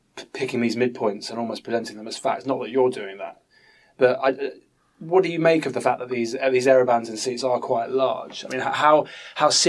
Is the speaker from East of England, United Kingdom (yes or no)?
yes; Bedford, East of England, United Kingdom; I'm from Bedford